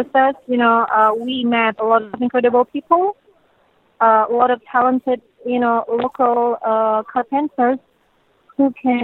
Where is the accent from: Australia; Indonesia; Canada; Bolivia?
Indonesia; moved away; I'm from Indonesia.